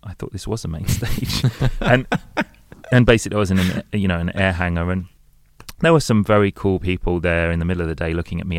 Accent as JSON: {"language": "English", "region": "London", "country": "United Kingdom", "tie": "born or raised there", "said": "I'm, I'm from London and I grew up in London"}